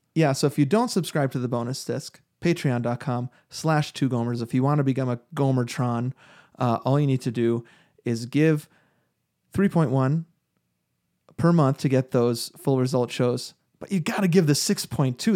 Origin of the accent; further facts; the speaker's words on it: New York, United States; I grew up in New York